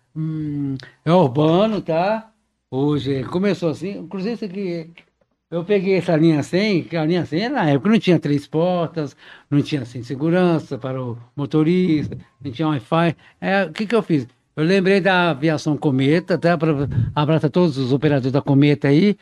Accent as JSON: {"language": "Portuguese", "town": "João Monlevade", "region": "Minas Gerais", "country": "Brazil", "tie": "born or raised there", "said": "minha terra aí, você falou, João Molevade, que eu nasci lá"}